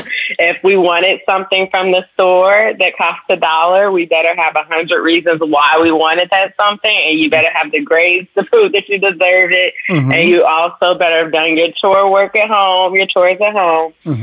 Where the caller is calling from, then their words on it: Chicago, Illinois, United States; I'm calling from Chicago, Illinois.